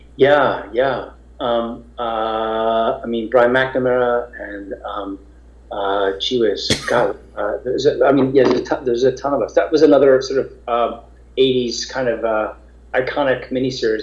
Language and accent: English; New York, United States; I grew up in New York